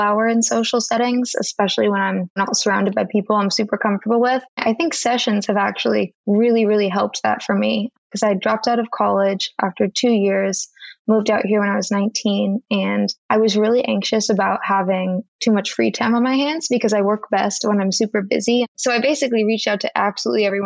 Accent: California, United States; moved away as an adult; also born or lived in Boston; I'm from California and I went to school in Boston

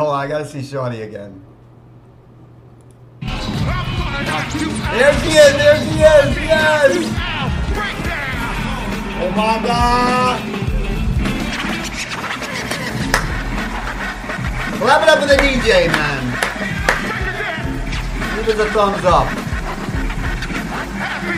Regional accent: New York City, New York, United States; Growing up in the Lower East Side of Manhattan, we were exposed to a lot of hip-hop

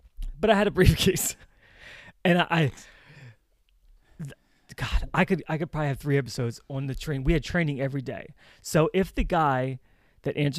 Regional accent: Baltimore, Maryland, United States; accent: Baltimore; my Baltimore accent.

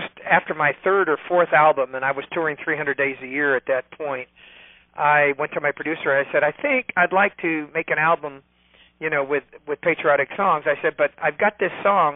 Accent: California, United States; I'm from California

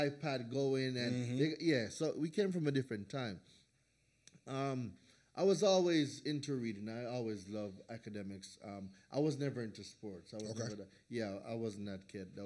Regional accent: Jamaica; moved away as an adult; also born or lived in New Hampshire; now in United States; I was born in Jamaica. I am the second of five children.

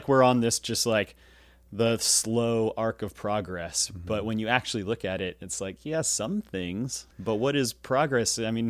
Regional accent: United States

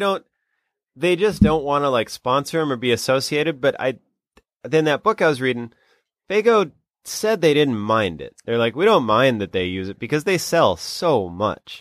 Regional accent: South Dakota, United States; my home state of South Dakota

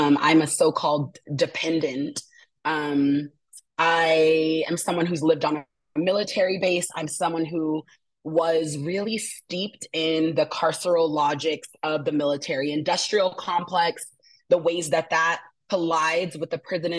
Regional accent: Asheville, North Carolina, United States; Today I am tuning in from stolen Uchi and Cherokee territories, also known as Asheville, North Carolina.

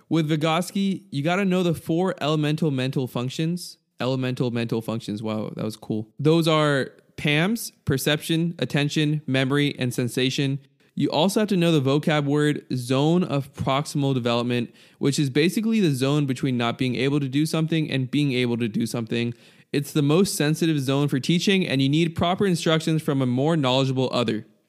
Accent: United States; I'm an American

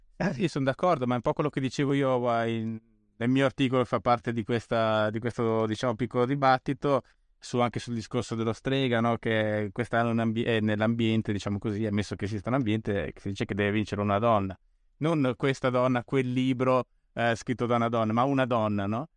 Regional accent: Bolzano, Trentino-Alto Adige, Italy; now in Rome, Italy; vivo a Roma, ma da, sono cresciuto a Bolzano

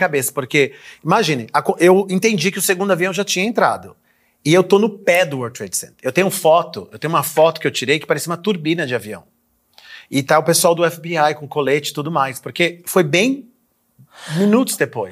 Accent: Brazil; moved away; also born or lived in United States

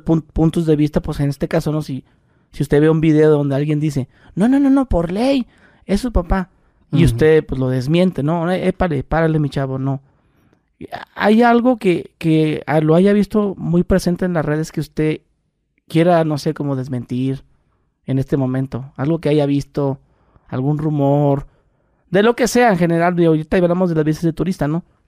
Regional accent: Mexico; yo nací en México

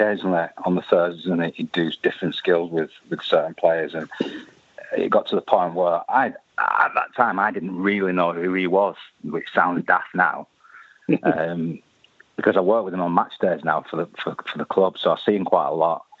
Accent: Oldham, North West England, United Kingdom; I was born in Oldham

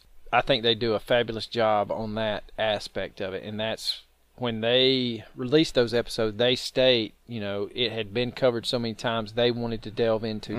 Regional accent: Georgia, United States; Well, and we're from Georgia. We talk a whole lot like some people from Texas.

